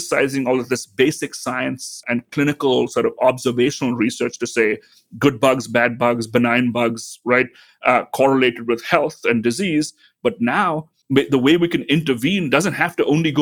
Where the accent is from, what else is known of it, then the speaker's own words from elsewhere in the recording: Mumbai, Maharashtra, India; also born or lived in South India; now in St. Louis, United States; So I grew up in India. I grew up in then called Bombay, now Mumbai.